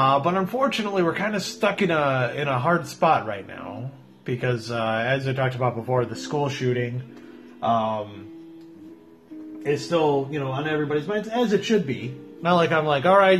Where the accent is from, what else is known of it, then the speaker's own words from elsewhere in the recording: Midwest, United States; That's how we were raised here in the Midwest